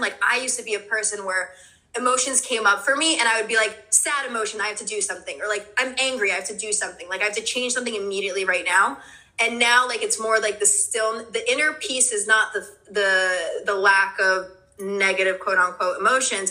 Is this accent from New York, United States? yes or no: yes; New York City, New York, United States; also born or lived in New Jersey; now in New York, United States; I was born in Greenpoint, Brooklyn. My parents are Polish, so I was born in Greenpoint, Brooklyn, and then I moved to New Jersey. But I'm back in New York